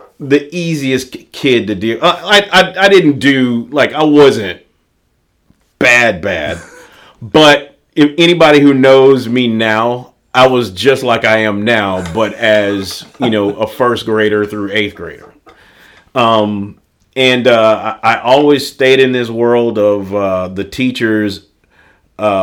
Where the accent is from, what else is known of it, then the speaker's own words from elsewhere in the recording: Greenwood, Mississippi, United States; I grew up in Greenwood, Mississippi.